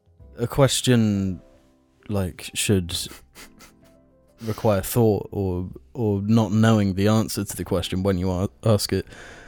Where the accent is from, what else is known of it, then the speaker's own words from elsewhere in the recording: United Kingdom; Yeah, we're British, James.